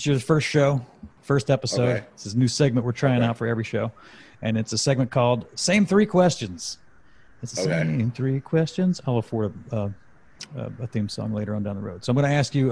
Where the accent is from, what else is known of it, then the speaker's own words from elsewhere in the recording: Mississippi Gulf Coast, United States; I'm from Mississippi, down on the Gulf Coast.